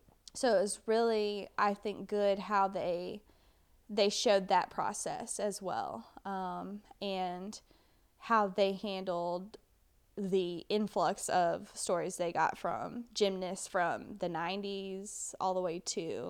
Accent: United States; as an American, I feel like we should all be familiar with.

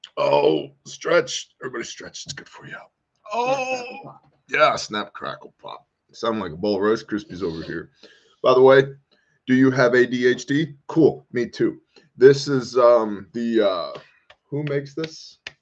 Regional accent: United States; I'm an American. I live here

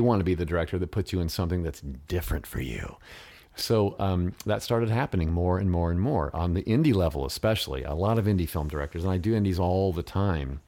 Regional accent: United States; first language English; I was the only American actor in the film that spoke English as a first language

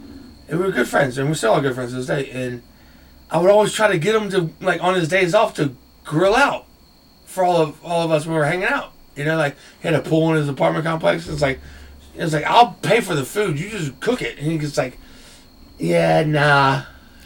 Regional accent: Raleigh, North Carolina, United States; I was born and raised in Raleigh, Rex Hospital

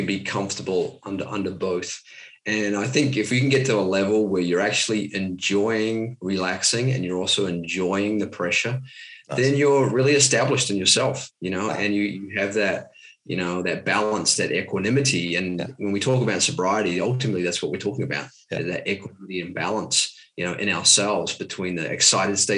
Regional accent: New Zealand; I grew up in New Zealand, typical New Zealand lifestyle, rugby, running

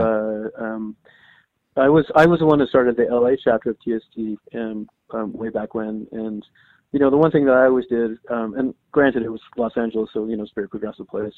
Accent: Canada; I'm Canadian

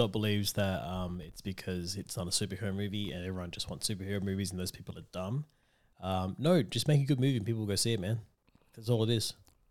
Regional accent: Australia; We're Australian.

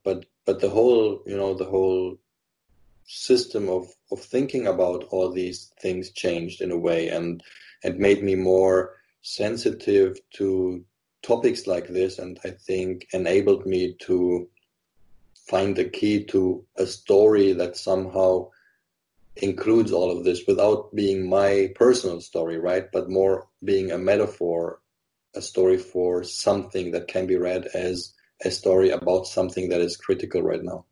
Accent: Germany; I grew up in Germany. I was half German, half Lebanese.

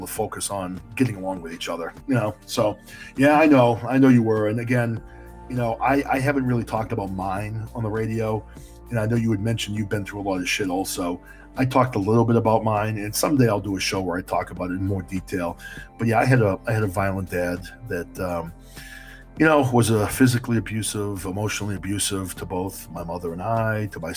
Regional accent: New Hampshire, United States; moved away as an adult; now in Boston, United States; I grew up in New Hampshire

